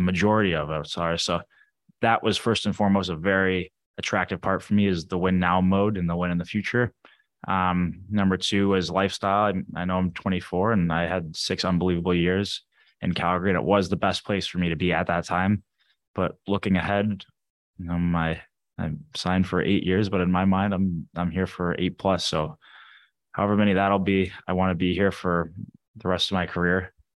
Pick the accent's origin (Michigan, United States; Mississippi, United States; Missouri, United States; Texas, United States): Missouri, United States; St. Louis; moved away; also born or lived in Arizona; I was born in Arizona. I grew up in Saint Louis